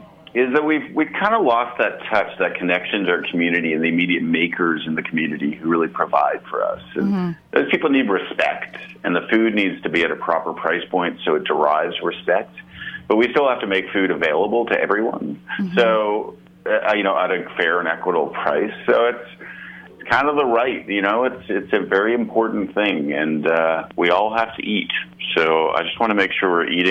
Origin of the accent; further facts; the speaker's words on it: Canada; moved away; also born or lived in Ottawa, Ontario / Montreal, Quebec; growing up in Ottawa and Montreal